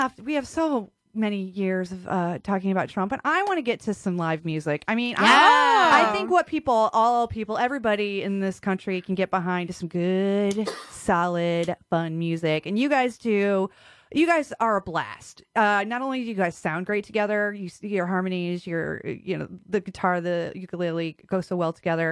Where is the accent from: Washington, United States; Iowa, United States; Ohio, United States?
Ohio, United States; also born or lived in San Francisco; now in New York City, United States; I was born in San Francisco, but raised in Ohio